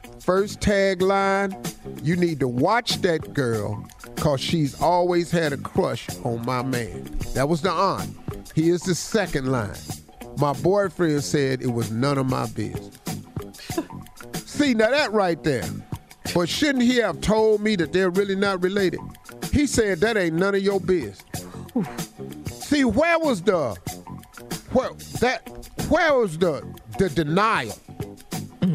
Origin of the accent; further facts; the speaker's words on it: Welch, West Virginia, United States; I grew up in Welch, West Virginia